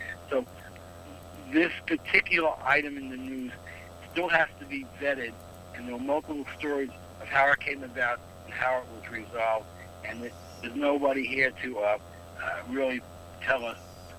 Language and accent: English; New York City, New York, United States; I grew up in Brooklyn, New York as well.